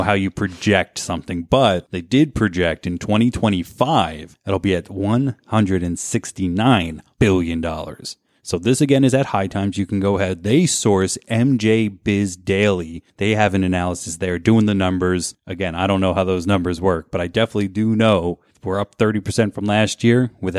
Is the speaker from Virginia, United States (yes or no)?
no; New Jersey, United States; I came from New Jersey. I've seen tight roads.